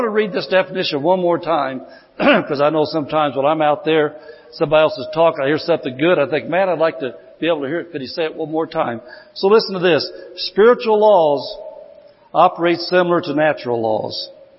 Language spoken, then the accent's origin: English; Indiana, United States; I came from Indiana. I was out in Indiana a lot of years.